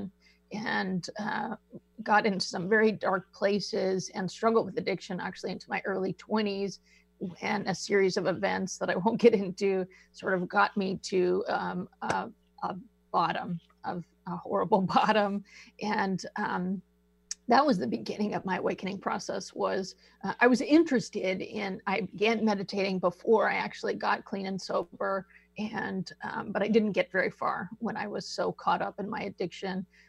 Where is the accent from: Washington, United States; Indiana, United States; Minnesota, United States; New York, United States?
Washington, United States; Seattle; moved away; I grew up actually in the Seattle area